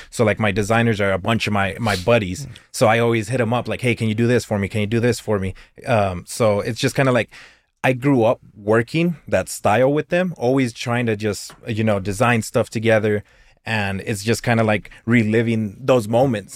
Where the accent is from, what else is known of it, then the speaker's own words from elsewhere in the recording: Clovis, New Mexico, United States; I've been here my whole life, I was born in Clovis